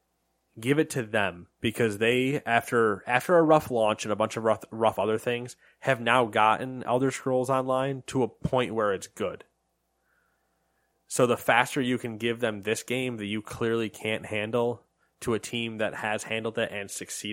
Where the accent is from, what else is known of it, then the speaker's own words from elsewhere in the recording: United States; We're American.